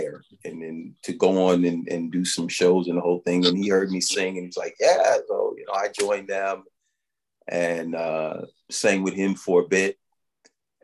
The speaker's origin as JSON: {"language": "English", "town": "New York City", "region": "New York", "country": "United States", "tie": "born or raised there", "said": "I grew up in Brooklyn, East New York"}